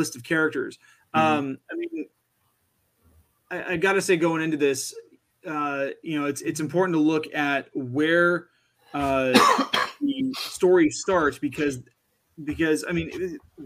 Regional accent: Arizona, United States; moved away; I grew up in Arizona

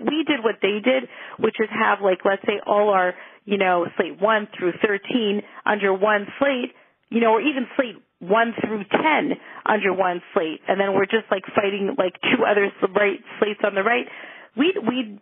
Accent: Montreal, Quebec, Canada; growing up in my hometown in Montreal

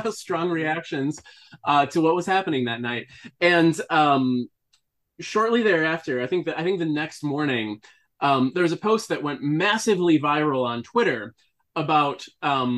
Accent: Wisconsin, United States; now in Austin, United States; So I grew up in Wisconsin, and then, yeah, we've taken, like, multiple road trips between Austin and Wisconsin, you know, since we moved down here

